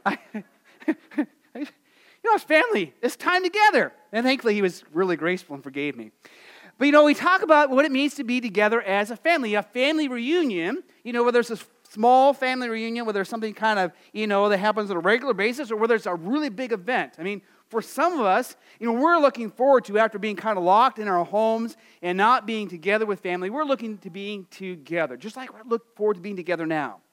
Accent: Phoenix, Arizona, United States; moved away; living in Arizona, growing up in Phoenix

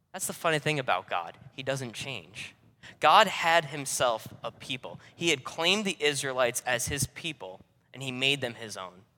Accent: New York, United States; accent: New Yorker; moved away as an adult; also born or lived in North Carolina; I was born and raised in New York, and oh, I don't have a New York City accent. I'm not, hey, you guys over there. I still talk like a New Yorker 'cause that's where I'm from

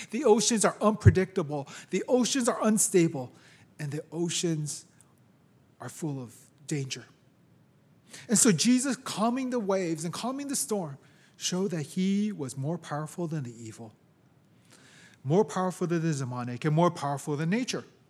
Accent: San Francisco, California, United States; also born or lived in Japan; I was born here in San Francisco, raised here, lived most of my life here

